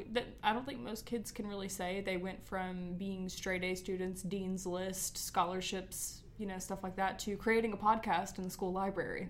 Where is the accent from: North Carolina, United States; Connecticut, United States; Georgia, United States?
Georgia, United States; we are from Georgia